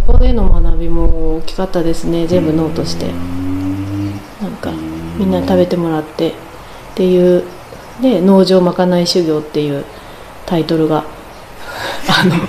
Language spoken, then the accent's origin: Japanese; Saku, Nagano, Japan; also born or lived in Tokyo; この生まれ故郷の